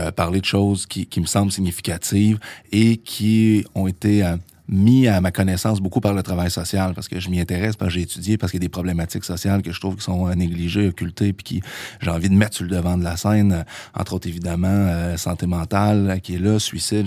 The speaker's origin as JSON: {"language": "French", "town": "Trois-Rivières", "region": "Quebec", "country": "Canada", "also_born_or_lived": "Sherbrooke", "moved": "as an adult", "said": "je viens de Trois-Rivières à la base"}